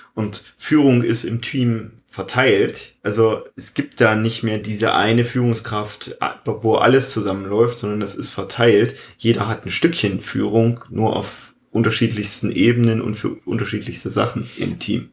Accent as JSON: {"language": "German", "country": "Germany", "said": "als Deutscher"}